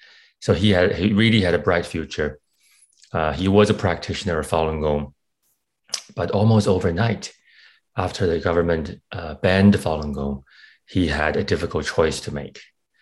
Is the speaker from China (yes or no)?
yes; China; now in Canada; Yes, I grew up in China. I came to Canada in 2006, and that's when I started my filmmaking career.